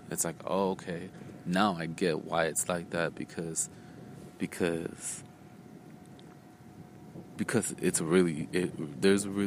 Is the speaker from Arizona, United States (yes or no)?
yes; Phoenix, Arizona, United States; I just moved a lot growing up. Um, and I grew up, I grew up out here in Phoenix, Arizona like since I, since like my adolescence and shit.